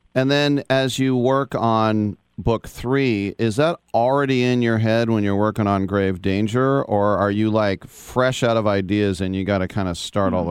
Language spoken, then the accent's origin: English; San Francisco Bay Area, California, United States; I'm from I'm from the San Francisco Bay Area